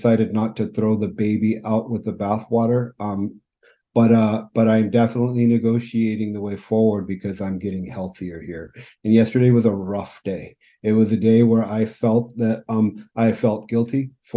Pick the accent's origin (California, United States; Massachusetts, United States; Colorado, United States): California, United States; moved away as an adult; also born or lived in Phoenix, Arizona; now in Vancouver, Canada; I grew up in California. Spent most of my life in California, and moved to British Columbia in Vancouver in 2009